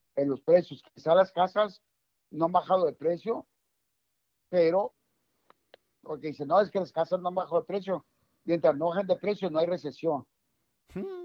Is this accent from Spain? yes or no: no; Mexico; voy a hablar mexicano porque soy mexicano.